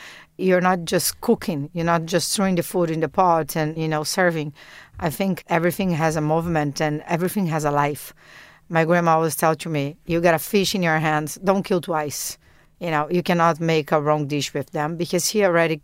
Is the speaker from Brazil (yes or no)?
yes; South Region, Brazil; I come from South Brazil, and South Brazil is a lot of seafood